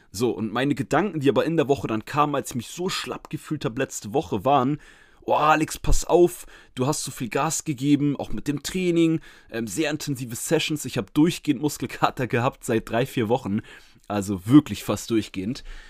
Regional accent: Schleswig-Holstein, Germany; Schleswig-Holstein in meiner Heimat

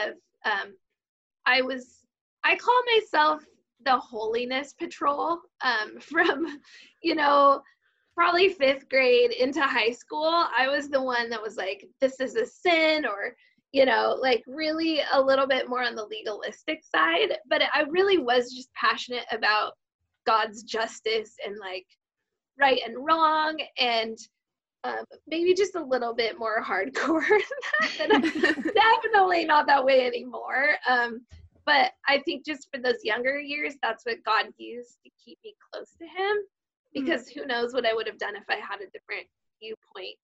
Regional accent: Klamath Falls, Oregon, United States; I was born in Klamath Falls, which is in Southern Oregon, and my dad was a part of a big family cattle ranch, so I grew up out on a cattle ranch

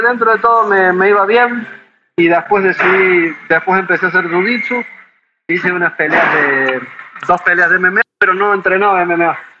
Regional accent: Córdoba, Argentina; moved away as an adult; now in Tijuana, Mexico; soy de Córdoba, Argentina

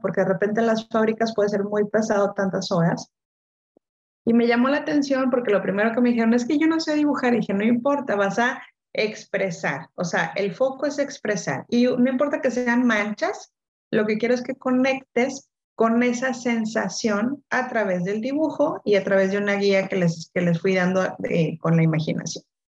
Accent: Monterrey, Nuevo León, Mexico; yo soy de Monterrey, ya regresé a Monterrey

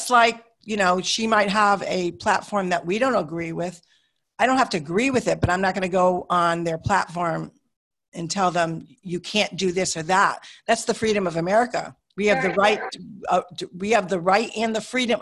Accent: United States; I'm an American

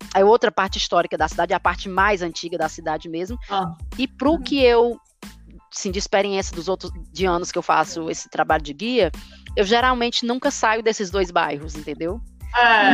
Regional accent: Brazil; now in London, United Kingdom; Eu acho que nós brasileiros, a gente se cobra muito na questão do sotaque

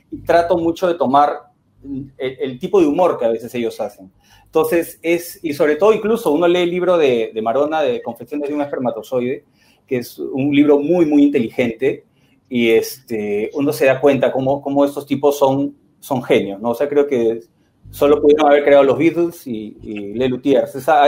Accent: Lima, Peru; Soy de Lima. Estoy acá

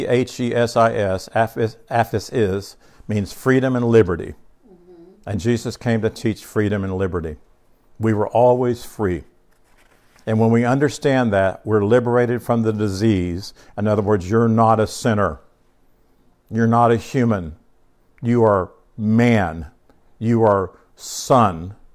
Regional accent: United States; I am an American, right? This is the country that we grew up in.

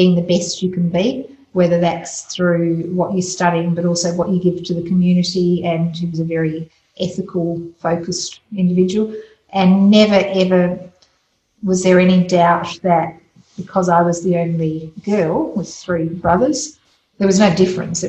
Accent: Adelaide, South Australia, Australia; also born or lived in Scotland; we had come out from Scotland, so I was we came to Scotland with my three brothers in the late 60s, so very typical of what was called the 10-pound poms, except we were Scottish. And growing up in Athelstan

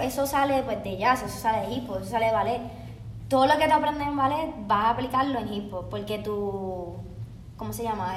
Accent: Puerto Rico; moved away as an adult; now in Los Angeles, United States; yo soy de Puerto Rico

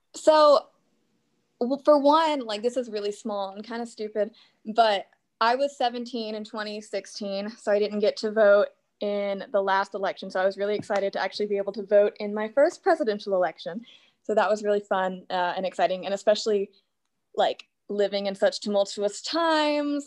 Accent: Little Rock, Arkansas, United States; I am from right outside of Little Rock, Arkansas

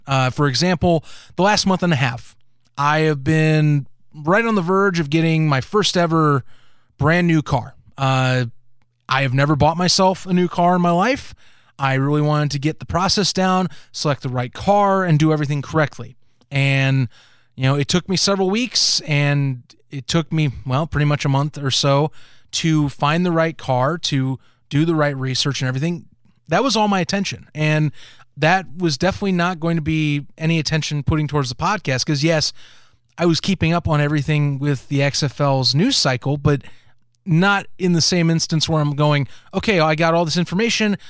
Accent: United States; us Americans

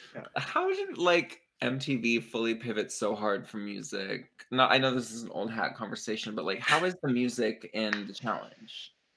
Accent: Pittsburgh, Pennsylvania, United States; moved away; also born or lived in New York; we're from Pittsburgh

